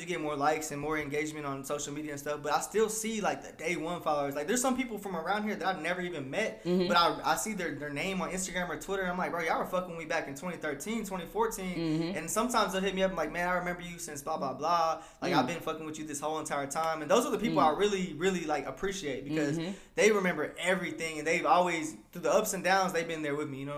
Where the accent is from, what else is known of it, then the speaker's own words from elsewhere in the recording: Texas, United States; we are from Texas. Like, we're proud